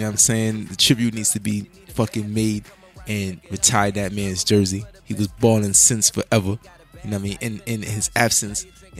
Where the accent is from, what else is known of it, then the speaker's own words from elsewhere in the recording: New York City, New York, United States; I'm a Bronx nigga.